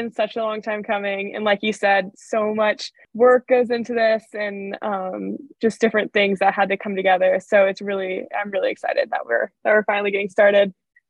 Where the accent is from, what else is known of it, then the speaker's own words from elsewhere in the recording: Danville, California, United States; I grew up in Danville, California, lived there my whole life, and now am at Stanford in Palo Alto, so not too far from home.